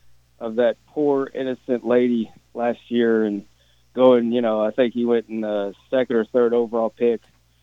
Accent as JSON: {"language": "English", "region": "Kentucky", "country": "United States", "said": "I'm from Kentucky"}